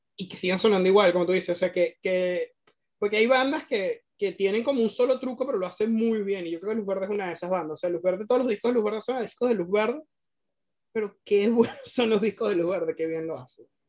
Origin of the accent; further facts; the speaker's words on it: Venezuela; porque ambos somos venezolanos